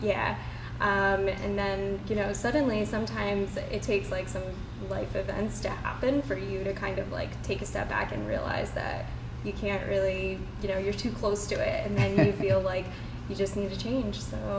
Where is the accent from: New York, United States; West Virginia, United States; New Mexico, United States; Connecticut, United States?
Connecticut, United States; now in Charleston, United States; So I am originally from Connecticut. I moved here in 2018 with my husband and my dogs.